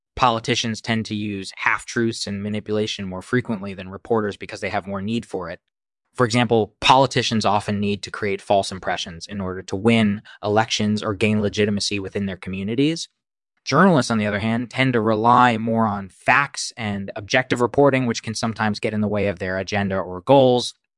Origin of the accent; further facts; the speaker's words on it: India; moved away as an adult; now in United States; I'm originally from India, and I've been living in the United States for the last ten years or so.